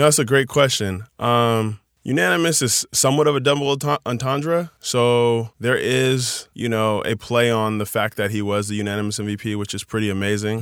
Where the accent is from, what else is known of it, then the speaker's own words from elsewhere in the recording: Chino Hills, California, United States; I grew up in Chino Hills